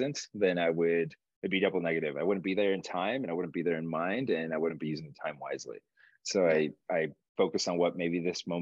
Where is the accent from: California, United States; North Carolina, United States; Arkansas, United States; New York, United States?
California, United States; Los Angeles; also born or lived in Uruguay / Alhambra, California / South Pasadena, California / Rosemead, California; I was raised in South Central Los Angeles, the concrete jungle